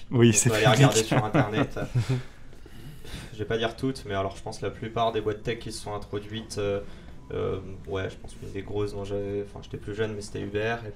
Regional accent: Paris, Île-de-France, France; Moi, je suis parisien

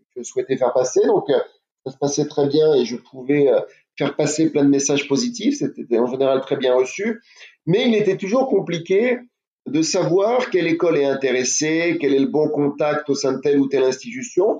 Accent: France; je suis français

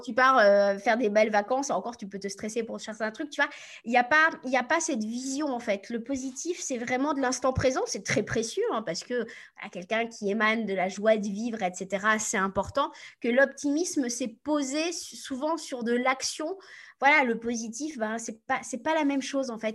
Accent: Normandy, France; also born or lived in United States; Je viens de Normandie, donc autant vous dire que voilà, je suis, pas, je suis pas du Sud.

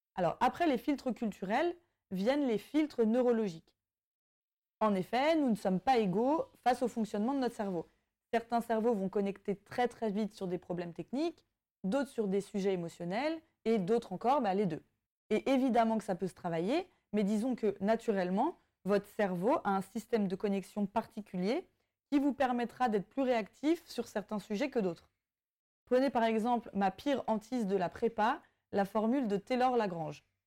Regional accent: Brittany, France; ayant grandi en France et particulièrement en Bretagne

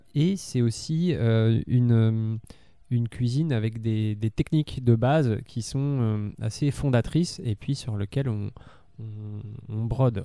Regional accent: France; en tant que français

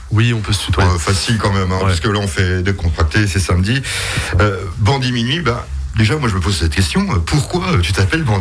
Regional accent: Strasbourg, Grand Est, France; moi, je suis, je suis de Strasbourg.

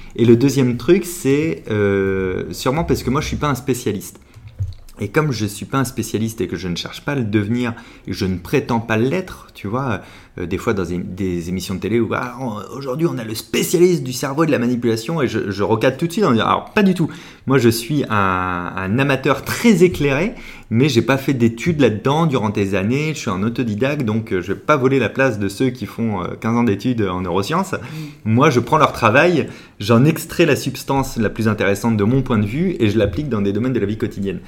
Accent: La Rochelle, Nouvelle-Aquitaine, France; now in Paris, France

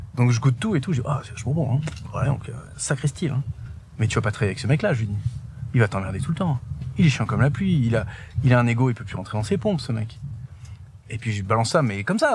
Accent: Paris, Île-de-France, France; also born or lived in Haute-Loire; now in Espaly-Saint-Marcel, France; je suis né euh, à Paris. J'ai appris à grandir, j'ai appris à marcher euh, dans le jardin des Tuileries. Mes parents habitaient dans le deuxième

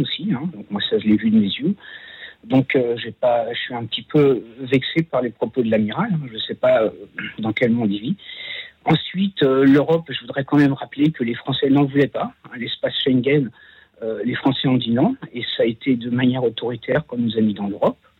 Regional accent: France; also born or lived in Bois-Colombes; je suis un Français de souche, hein, euh, de très vieille souche

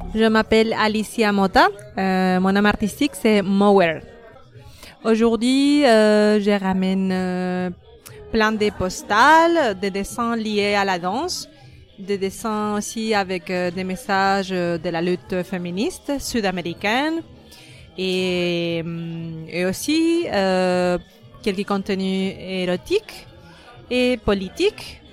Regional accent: Argentina; now in France; je viens d'Argentine.

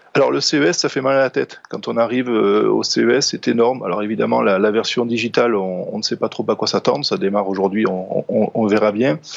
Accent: France; par chez nous en France

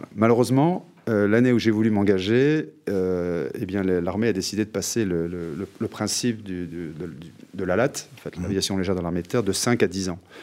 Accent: Carrières-sur-Seine, Île-de-France, France; ma ville natale qui était carrière sur scène

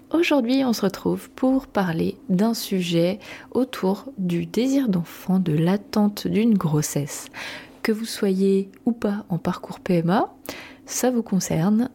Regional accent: Brittany, France; en tant que bretonne

